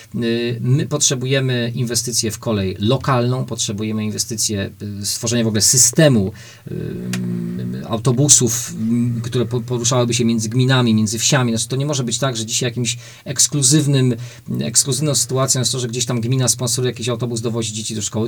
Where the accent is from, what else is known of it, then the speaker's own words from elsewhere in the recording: Łódź Voivodeship, Poland; u nas w Łódzkiem